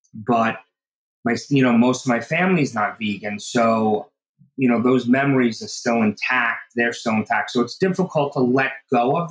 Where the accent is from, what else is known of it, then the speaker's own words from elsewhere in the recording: Oceanside, New York, United States; I grew up in Oceanside, which is on Long Island, New York